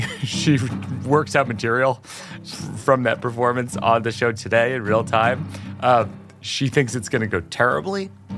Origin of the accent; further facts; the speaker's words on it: Worcester, Massachusetts, United States; I do in Massachusetts for sure, because I grew up in Worcester.